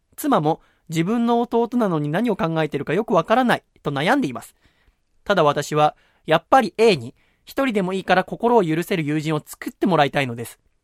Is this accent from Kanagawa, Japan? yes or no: yes; Yokohama, Kanagawa, Japan; moved away; 横浜生まれだからってことで、横浜戻ってきた去年かな、一昨年に